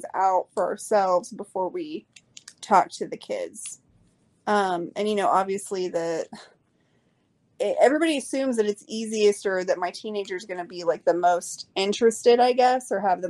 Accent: Oklahoma, United States; I'm from Oklahoma

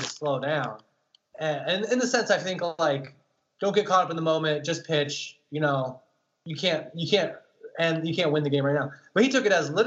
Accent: Indiana, United States; growing up in Indiana

